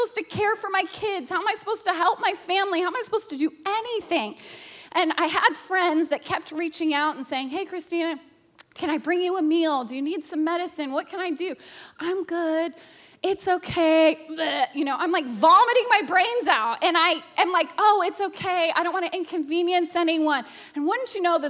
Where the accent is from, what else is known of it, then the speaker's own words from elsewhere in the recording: Alaska, United States; a child who was abused growing up in Alaska